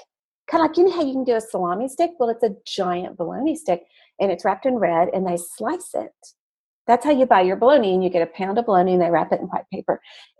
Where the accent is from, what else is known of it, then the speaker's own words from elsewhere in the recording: Scott, Arkansas, United States; I grew up in Scott, Arkansas, which is about 25 miles from south of Little Rock.